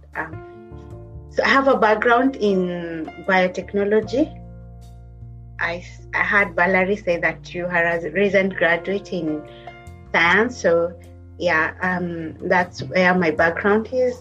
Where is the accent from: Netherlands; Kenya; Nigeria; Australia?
Kenya; moved away as an adult; also born or lived in Kitui County, Kenya; now in Liverpool, United Kingdom; I'm a Kenyan by origin, Kenyan. So I was born in Kitui County